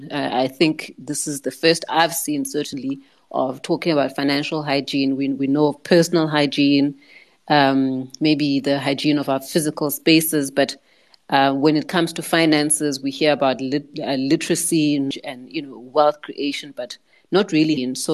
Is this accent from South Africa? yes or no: yes; South Africa; first language Xhosa; English is a second language; I started my podcast in, in my mother tongue, isiXhosa